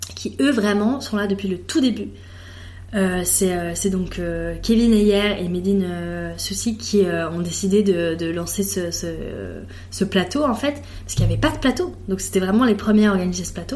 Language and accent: French; Switzerland; also born or lived in Italy (ancestry) / Geneva; je suis suisse